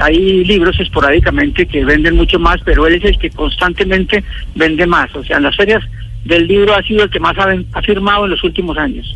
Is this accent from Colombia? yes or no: yes; Colombia; nuestro país